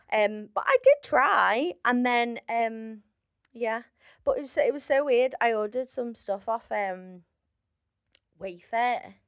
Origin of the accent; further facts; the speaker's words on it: Liverpool, North West England, United Kingdom; I'm from Liverpool